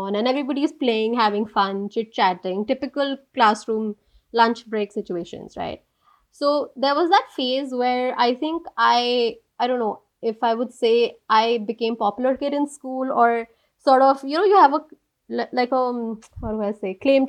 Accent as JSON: {"language": "English", "region": "Delhi", "country": "India", "tie": "born or raised there", "also_born_or_lived": "Washington, D.C. / Geneva / The Hague", "moved": "as an adult", "said": "born and brought up in Delhi, lived all my life here till I was 22, 23, that I moved"}